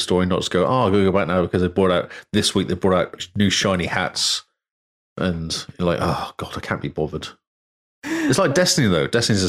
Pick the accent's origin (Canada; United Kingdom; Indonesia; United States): United Kingdom; England; I'm English.